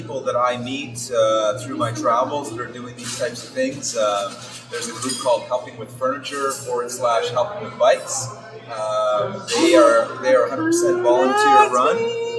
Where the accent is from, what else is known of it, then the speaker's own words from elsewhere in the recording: Ottawa, Ontario, Canada; Yeah, so I grew up in Ottawa. I grew up in Westboro. It was like living in a small town.